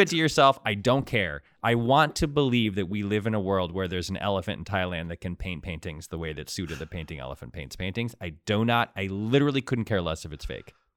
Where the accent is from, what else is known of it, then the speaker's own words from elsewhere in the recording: Hartford, Connecticut, United States; moved away as an adult; now in Los Angeles, United States; I grew up in Hartford, uh, near the Connecticut River